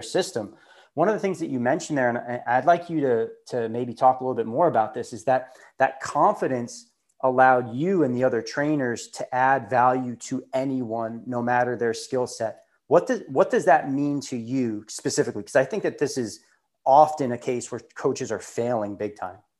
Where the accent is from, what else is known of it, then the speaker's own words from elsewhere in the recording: Long Island, New York, United States; I grew up on Long Island, and that's where I started my CrossFit